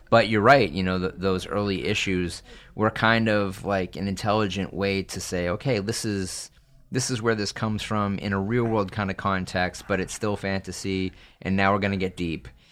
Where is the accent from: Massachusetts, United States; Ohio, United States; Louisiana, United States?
Massachusetts, United States; Salem; I grew up in Salem, Massachusetts